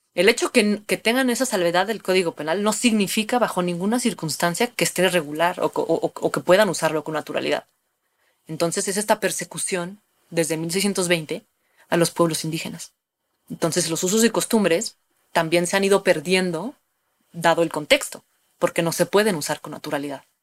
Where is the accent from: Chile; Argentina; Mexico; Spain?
Mexico; tenemos un linaje, digamos, como, como mexicanas, como mexicanos, del uso de estas sustancias